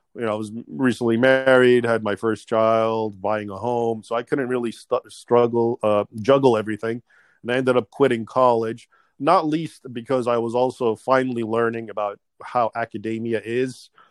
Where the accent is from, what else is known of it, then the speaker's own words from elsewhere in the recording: United States; I was born here in the United States